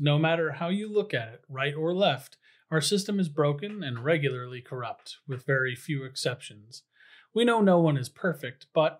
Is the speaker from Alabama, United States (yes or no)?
no; central Washington, United States; I grew up in central Washington, immersed in cowboy culture